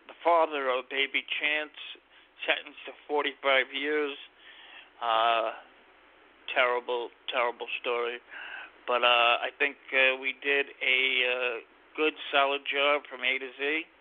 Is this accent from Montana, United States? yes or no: no; New York, United States; and we're from New York, both of us.